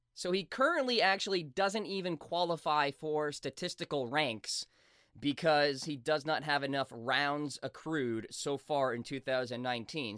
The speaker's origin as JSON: {"language": "English", "region": "New England", "country": "United States", "said": "I'm from New England"}